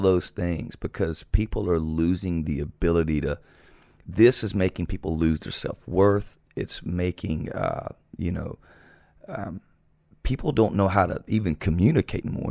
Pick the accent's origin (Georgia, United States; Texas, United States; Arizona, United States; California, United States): Georgia, United States; South; moved away as an adult; Growing up in South Georgia